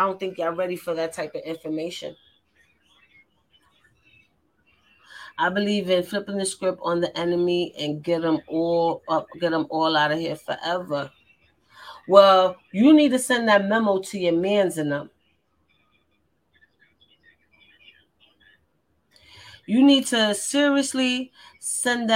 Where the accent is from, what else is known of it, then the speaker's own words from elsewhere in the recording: New York, United States; I'm from New York